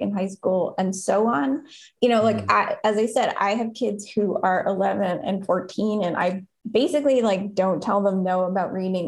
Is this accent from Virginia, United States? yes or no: no; Durham, North Carolina, United States; I grew up in Durham.